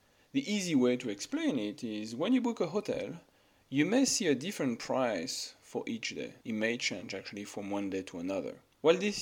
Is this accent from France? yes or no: yes; France; moved away as an adult; also born or lived in United Kingdom / Guangzhou, China; now in Shanghai, China; I actually never worked in France. I left my home country for the UK right after graduating from university